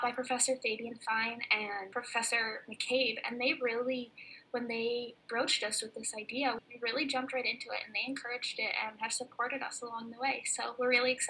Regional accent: Minneapolis, Minnesota, United States; moved away as an adult; now in Vermont, United States; I am originally from Minneapolis, Minnesota, land of the snow and freezing cold, so as you can imagine, I feel right at home here in Vermont

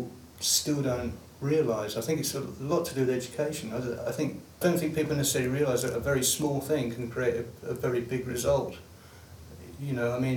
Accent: London, United Kingdom; I grew up in London

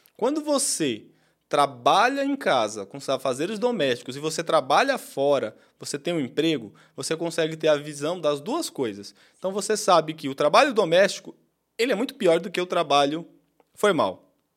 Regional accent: Pernambuco, Brazil; E eu sou pernambucano e cresci realmente nesse sistema aí que você falou. Em Pernambuco, onde eu cresci

